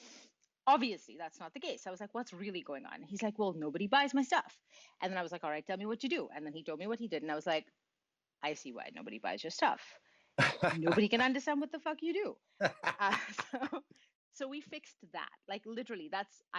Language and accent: English; Mumbai, Maharashtra, India; now in Montreal, Canada; I grew up in India, in Mumbai. I live in Montreal now, but I grew up in India